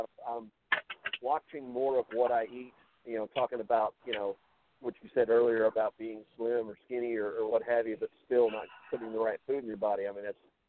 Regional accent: Texas, United States; I'm from Texas.

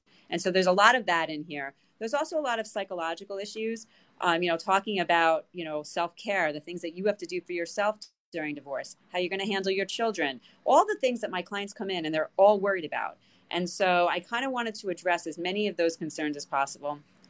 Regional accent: New York, United States; I am. I am from New York.

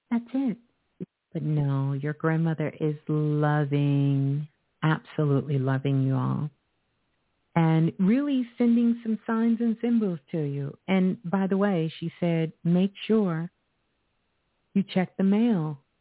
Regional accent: New York City, New York, United States; Brooklyn, my home

